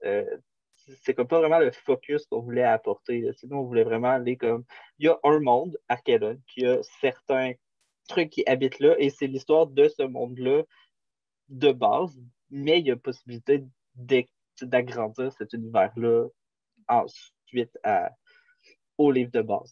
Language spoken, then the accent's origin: French; Quebec, Canada; on vient de Québec